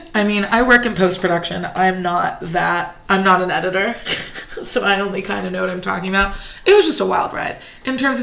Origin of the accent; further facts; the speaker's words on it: California, United States; I grew up in California